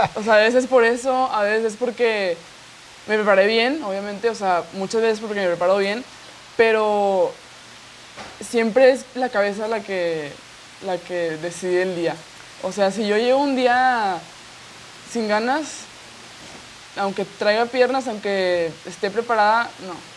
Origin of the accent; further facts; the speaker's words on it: Monterrey, Nuevo León, Mexico; yo nací aquí en Monterrey, Nuevo León